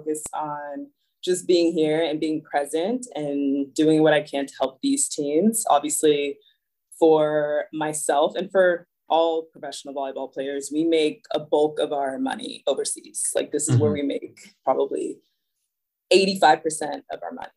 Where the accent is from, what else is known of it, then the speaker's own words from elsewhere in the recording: Dallas, Texas, United States; also born or lived in New York; once I was born, they moved to Dallas, which is where I've lived like my entire life